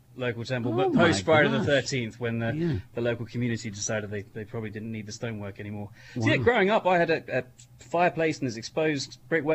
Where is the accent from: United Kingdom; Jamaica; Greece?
United Kingdom; now in Erie, United States; my driving license for the longest time was still a UK driving license.